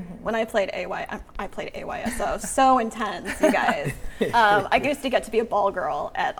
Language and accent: English; Palo Alto, California, United States; moved away; also born or lived in Boston; So I've lived in Boston. I am from Palo Alto.